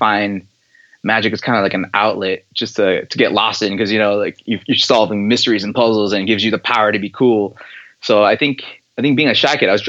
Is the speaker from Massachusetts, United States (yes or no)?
yes; Boston, Massachusetts, United States; I grew up in Boston, and we would go to Faneuil Hall